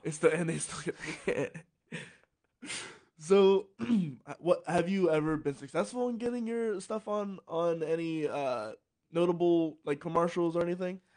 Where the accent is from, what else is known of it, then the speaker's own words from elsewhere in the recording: Salisbury, Maryland, United States; I grew up in Salisbury, Maryland, which is on the peninsula